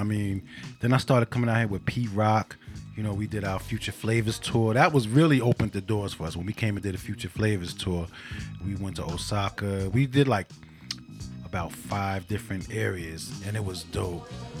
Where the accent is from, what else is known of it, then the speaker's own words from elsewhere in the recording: New York City, New York, United States; moved away as an adult; now in Japan; I'm from Queensbridge. You know, they ain't cleaned the streets in years on my block back in the day.